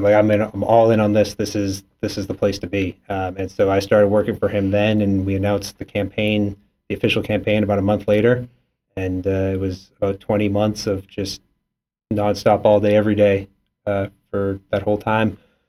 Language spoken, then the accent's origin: English; Foxborough, Massachusetts, United States; Yeah, I grew up outside of Boston. I grew up in Foxborough, Mass, which everyone knows is the home of the Patriots, but is really just a tiny little town where everybody knows each other that happens to have a stadium out on the edge of town.